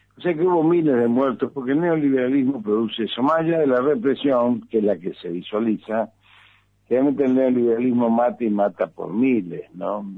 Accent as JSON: {"language": "Spanish", "country": "Argentina", "said": "En el caso nuestro, como peronistas, como argentinos"}